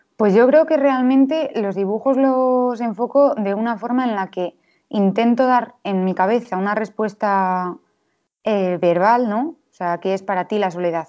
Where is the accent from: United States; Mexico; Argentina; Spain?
Spain; Valladolid, Castile and León; nací en Valladolid en 1996